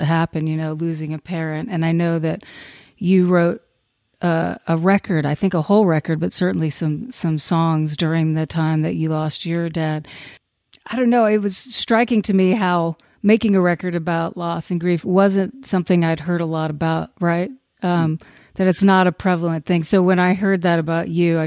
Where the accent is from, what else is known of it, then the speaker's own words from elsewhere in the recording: Crockett, Texas, United States; I was in Crockett, a little town called Crockett, Texas